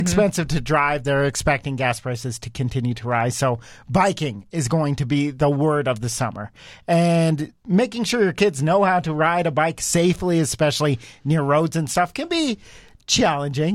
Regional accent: Cochrane, Canada; growing up in Cochrane

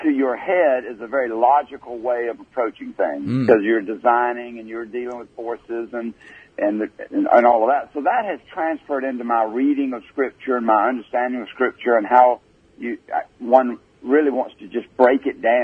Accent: Greenville, South Carolina, United States; my hometown of Greenville, South Carolina

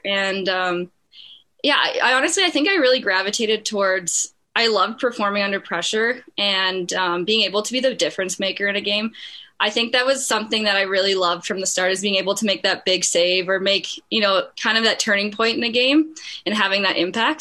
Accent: Bruderheim, Alberta, Canada; Bruderheim, that's definitely where my roots are. And um, that's where I started my hockey career

